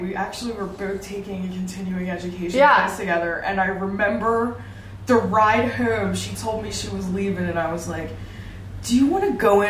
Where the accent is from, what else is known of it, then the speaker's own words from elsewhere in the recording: Schwenksville, Pennsylvania, United States; I think I'm local. I grew up in Lake Schwanksville, Springmount. Okay. I went to Boyertown. I worked in Collegeville.